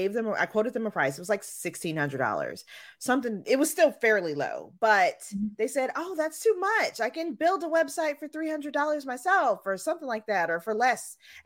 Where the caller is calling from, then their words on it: Chester, Virginia, United States; I am in used to be sunny Chester, Virginia, just south of Richmond.